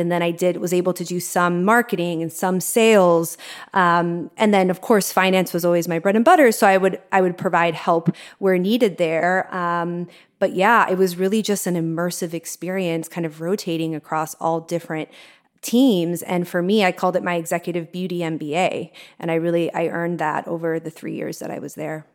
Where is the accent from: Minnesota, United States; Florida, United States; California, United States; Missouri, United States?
Florida, United States; Miami; moved away; also born or lived in New York; I grew up in Miami and I lived in New York for twelve years